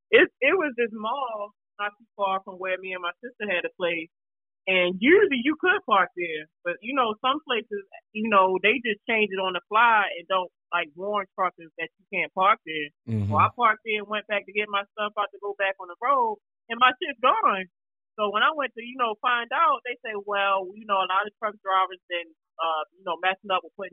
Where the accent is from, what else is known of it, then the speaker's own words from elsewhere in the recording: Baltimore, Maryland, United States; now in North Carolina, United States; Cause I mean, like, in Baltimore, there's a lot of helicopters, police, motherfucking drug dealers, shooting, raids, all that stuff. So when I moved to North Carolina and I didn't see that stuff as much no more, I felt weird.